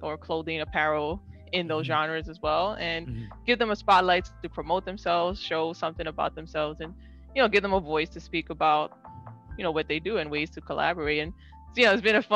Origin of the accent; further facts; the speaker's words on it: New York City, New York, United States; And I grew up in New York City, grew up in the Bronx